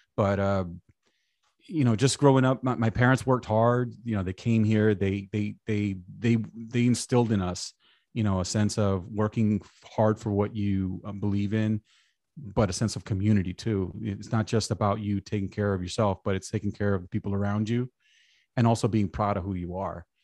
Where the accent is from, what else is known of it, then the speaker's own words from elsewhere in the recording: New York City, New York, United States; I grew up in New York, like I said, went to high school in Brooklyn